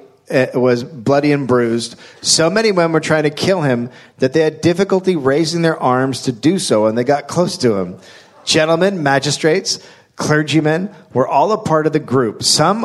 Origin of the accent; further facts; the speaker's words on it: United States; We're from America